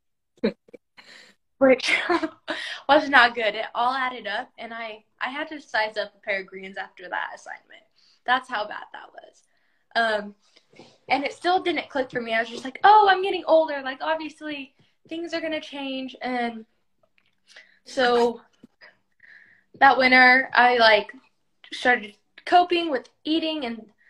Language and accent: English; Idaho, United States; now in Nevada, United States; I grew up in Idaho